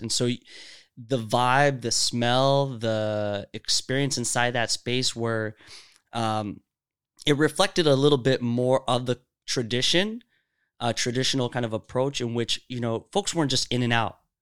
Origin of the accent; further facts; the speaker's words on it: Seattle, Washington, United States; also born or lived in Saudi Arabia; I grew up here. I came here when I was six.